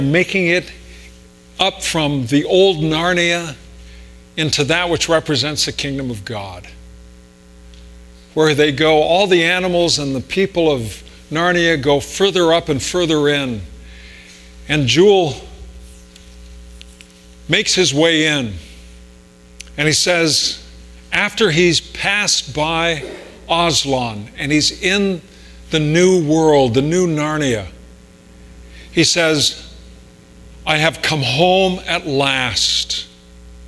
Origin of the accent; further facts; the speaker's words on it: Riverside, California, United States; moved away; I grew up in Riverside, could see all those mountains from there